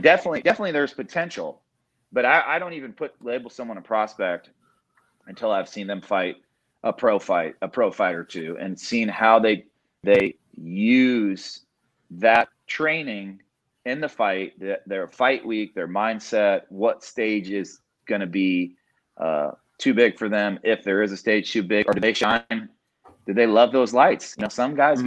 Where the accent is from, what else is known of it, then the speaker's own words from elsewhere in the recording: Indiana, United States; now in Dallas-Fort Worth, United States; I grew up in Indiana